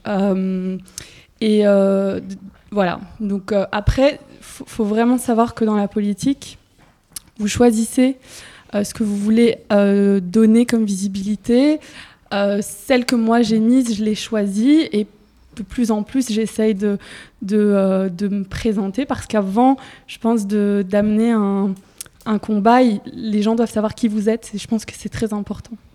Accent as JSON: {"language": "French", "town": "Charleroi", "region": "Wallonia", "country": "Belgium", "said": "moi je viens de Charleroi"}